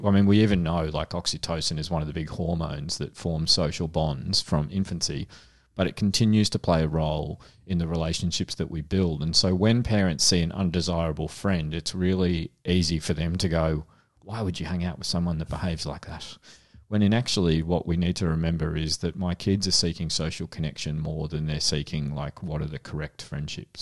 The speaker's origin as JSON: {"language": "English", "town": "Frankston", "region": "Victoria", "country": "Australia", "tie": "born or raised there", "said": "I grew up in Frankston"}